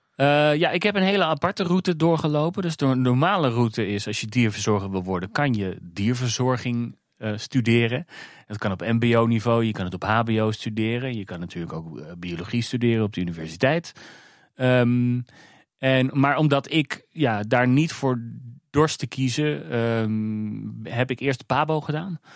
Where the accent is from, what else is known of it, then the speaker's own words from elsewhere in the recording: Alphen aan den Rijn, South Holland, Netherlands; now in Weesp, Netherlands; Ik kom oorspronkelijk uit Alfa aan de Rijn, waar uh, Vogelpark Avifauna ligt.